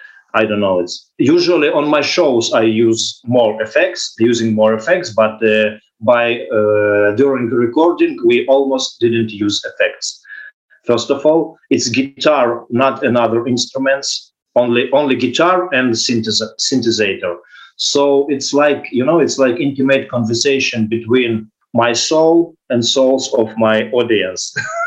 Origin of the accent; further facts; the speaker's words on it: Ukraine; English is a second language; now in Israel; sorry for my English because I was born in Ukraine. I grew up in Ukraine, so I have no good English base. But I learned it by myself, and I try to speak good enough for understanding.